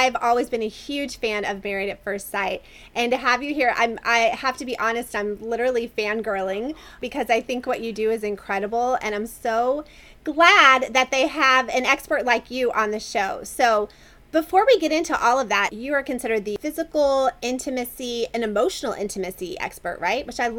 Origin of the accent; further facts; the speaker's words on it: Florida, United States; also born or lived in North Carolina / Kentucky; I was born and raised in Florida. So I kind of went all over the place, but North Carolina, Florida, Kentucky, and then I finally moved out west.